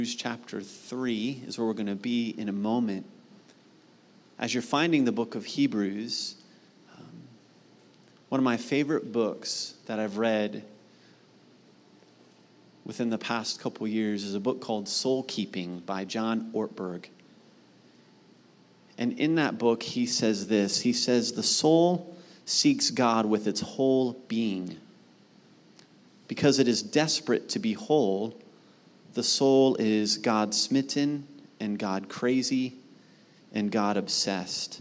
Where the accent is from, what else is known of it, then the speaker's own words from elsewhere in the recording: Mount Vernon, Ohio, United States; Where I grew up in Mount Vernon, Ohio, we had a ranch-style home